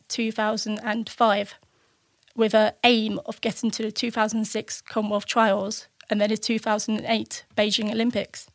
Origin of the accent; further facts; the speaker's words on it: Spalding, East Midlands, United Kingdom; also born or lived in Chesterfield, Derbyshire; I was born in Chestfield in Derbyshire and wasn't there for long, and then we moved to Lincolnshire Spalding and lived there pretty much most of my childhood